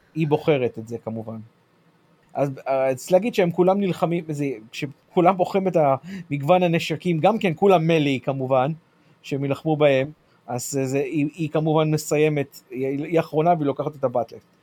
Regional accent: United States; בתור אמריקאי

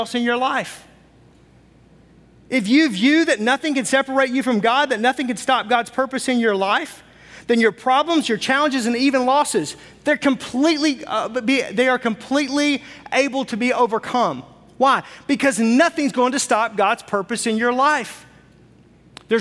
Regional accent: the South, United States; moved away as an adult; now in Wisconsin, United States; I was from the South

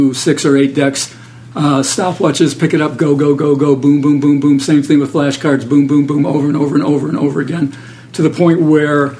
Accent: Detroit, Michigan, United States; I was from Detroit

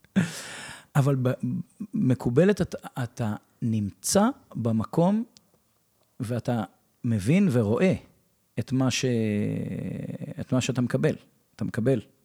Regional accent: Revivim, Southern District, Israel; also born or lived in United States; אני בן קיבוץ רביבים

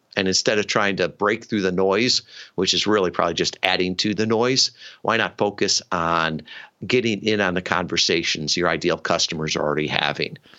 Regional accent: suburban Chicago, Illinois, United States; moved away as an adult; grew up in uh, suburban uh, Chicago

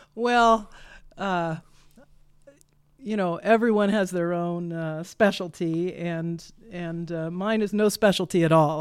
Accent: Kansas, United States; now in Iowa, United States; I grew up in Kansas

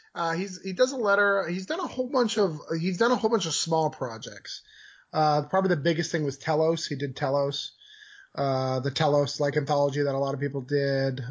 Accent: New Hampshire, United States; moved away as an adult; now in Florida, United States; I'm born and raised in New Hampshire

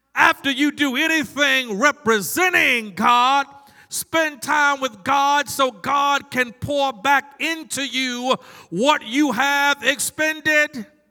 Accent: Maryland, United States; now in North Carolina, United States; I grew up in Maryland, but I vote in North Carolina because I live here

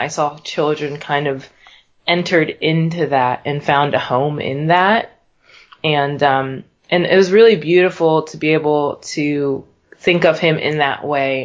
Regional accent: Pittsburgh, Pennsylvania, United States; moved away as an adult; now in Philadelphia, United States; I grew up in Pittsburgh. Um, there pretty much my whole life. My family moved there when I was probably about three or four or so

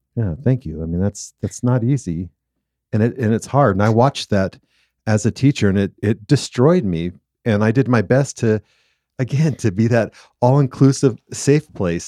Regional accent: Southern California, United States; now in Utah, United States; growing up in Southern California, I love two seasons

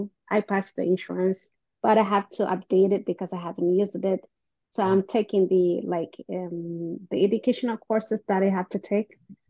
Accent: Eritrea; now in Maryland, United States; I'm from Eritrea.

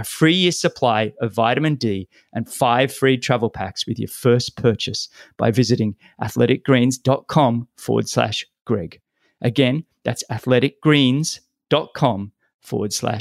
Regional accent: Sydney, New South Wales, Australia; my hometown, Sydney

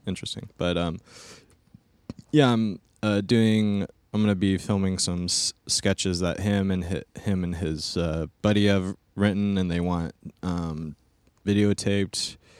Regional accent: Stockton, California, United States; moved away; I'm originally from Stockton, California

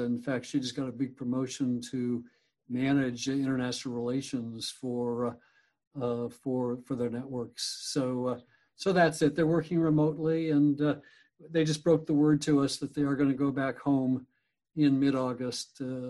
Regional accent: Pueblo, Colorado, United States; also born or lived in Denver, Colorado; So I was born in Pueblo, Colorado, which is a steel town known in the U.S. as the Pittsburgh of the West back then.

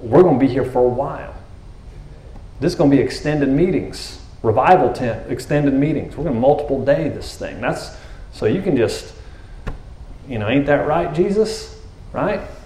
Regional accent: Texas, United States; I'm a Texan

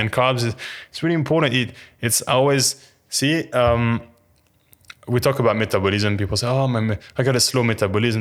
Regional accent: France; moved away; I'm French and the character was French as well, uh, I didn't have to change my accent

